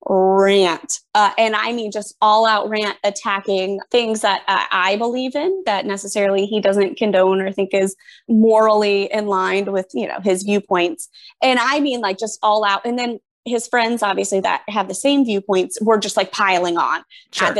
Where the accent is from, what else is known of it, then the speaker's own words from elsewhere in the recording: Winter Haven, Florida, United States; now in Lake Mary, United States; I live in Lake Mary, but I grew up in Winter Haven.